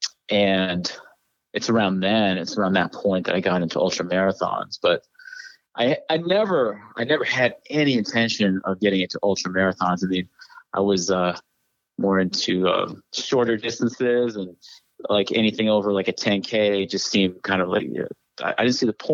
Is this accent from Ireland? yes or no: no; New Hampshire, United States; moved away; also born or lived in Connecticut / New York; I grew up in New Hampshire, like in the woods